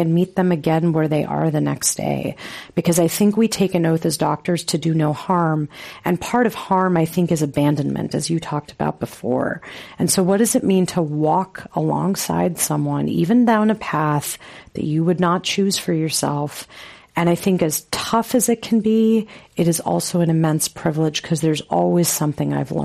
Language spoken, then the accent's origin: English; Los Angeles, California, United States; where I grew up in Los Angeles